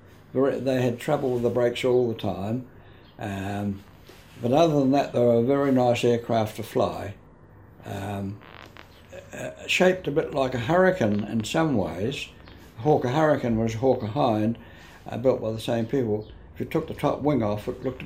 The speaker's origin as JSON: {"language": "English", "region": "Wellington", "country": "New Zealand", "tie": "born or raised there", "moved": "as an adult", "lives_now": "Tauranga, New Zealand", "said": "Grew up in Wellington, educated in Wellington, and when I retired, I came up here when I was about 65."}